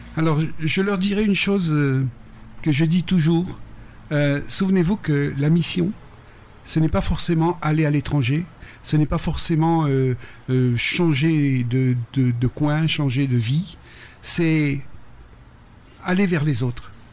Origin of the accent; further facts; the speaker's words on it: Réunion; also born or lived in Paris, France / Peru; now in Mexico; je retrouve mon île, je retrouve euh, les lieux